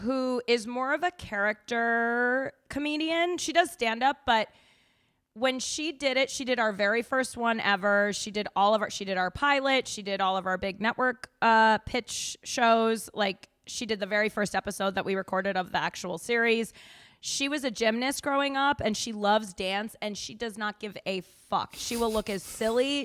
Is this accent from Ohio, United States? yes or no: no; Denver, Colorado, United States; moved away; I'm from Denver